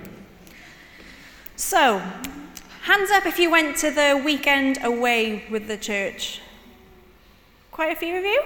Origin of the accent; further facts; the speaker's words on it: Cornwall, South West England, United Kingdom; I was born in Cornwall